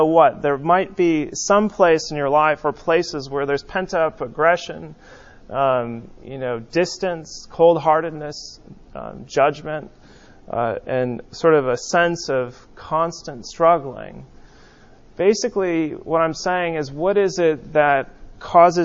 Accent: West Coast, United States; growing up on the West Coast

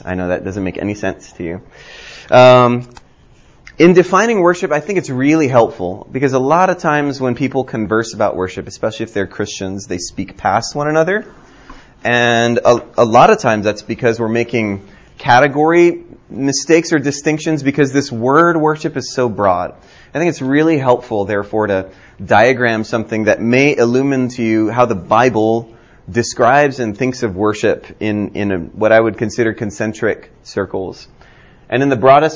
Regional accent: Hawaii, United States; now in Birmingham, Alabama, United States; I grew up in Hawaii and thought I was Asian until I left Hawaii.

